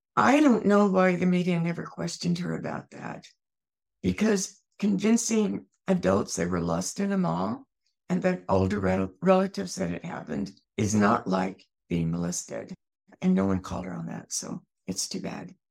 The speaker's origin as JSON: {"language": "English", "region": "Eastern Washington", "country": "United States", "tie": "born or raised there", "also_born_or_lived": "Germany", "said": "I grew up in Eastern Washington."}